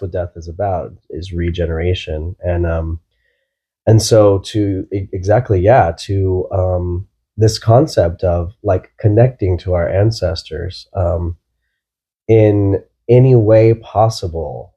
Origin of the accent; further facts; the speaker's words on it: Texas, United States; I'm from Texas